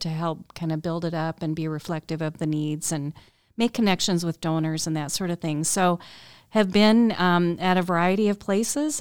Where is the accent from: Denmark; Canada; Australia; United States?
United States; Cedar Rapids, Iowa; moved away as an adult; also born or lived in Colorado; I'm from Cedar Rapids originally, but went to school out in Colorado